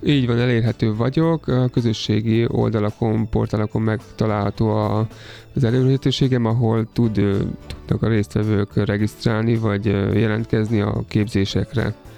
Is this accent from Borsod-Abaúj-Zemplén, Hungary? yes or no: no; Somogy, Hungary; moved away as an adult; also born or lived in Austria; now in Budapest, Hungary; én egyébként somogyi származású vagyok